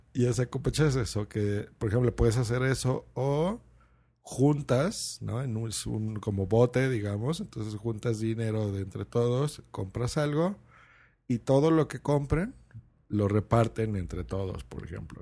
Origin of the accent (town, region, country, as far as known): Lerma, State of Mexico, Mexico; born or raised there